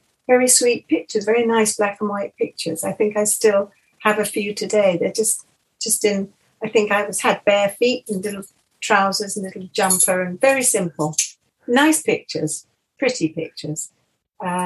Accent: Rottingdean, South East England, United Kingdom; also born or lived in Windsor / Iver, Buckinghamshire / Richmond; I grew up just on Dean Court Road

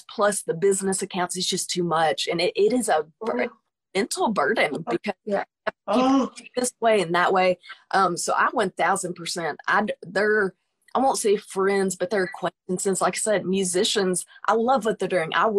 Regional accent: United States; I'm a musician from the United States, from United States

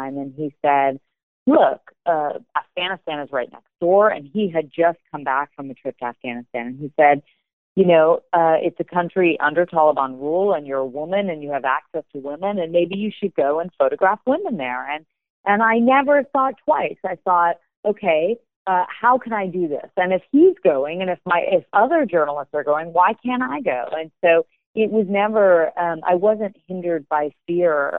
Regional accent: United States; I am American

